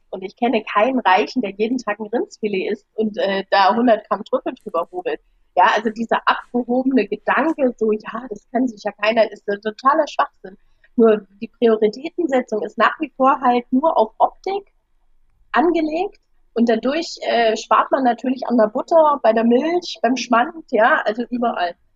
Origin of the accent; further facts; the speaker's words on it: Germany; wenn ich als Deutsche